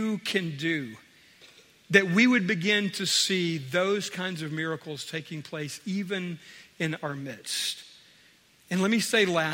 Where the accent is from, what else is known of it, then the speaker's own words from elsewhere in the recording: United States; we as American Christians